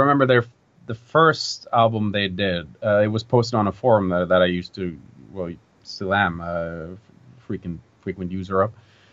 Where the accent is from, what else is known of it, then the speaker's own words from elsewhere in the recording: Norway; a folk festival in my hometown